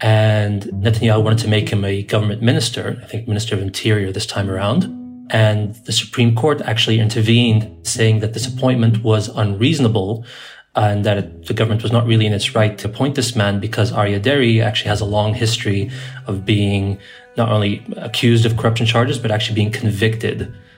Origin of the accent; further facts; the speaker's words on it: Israel; also born or lived in Haifa; I'm a Palestinian citizen of Israel and a senior editor at 972 magazine, and I'm calling in from Haifa.